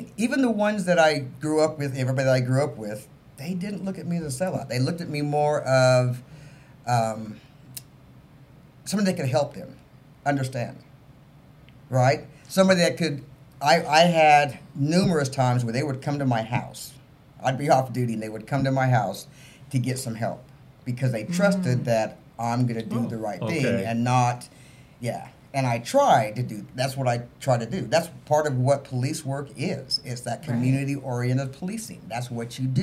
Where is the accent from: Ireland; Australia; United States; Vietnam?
United States; Salt Lake City, Utah; growing up in Rose Park area, I lived in Rose Park.